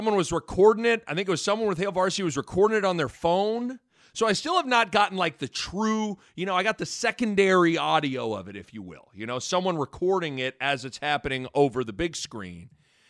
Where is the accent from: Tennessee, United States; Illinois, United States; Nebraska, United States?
Nebraska, United States; Lincoln; A kid born and raised in Lincoln, went to games growing up.